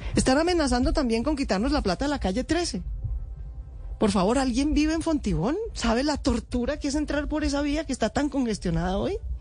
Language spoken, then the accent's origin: Spanish; Bogotá, Colombia; somos los bogotanos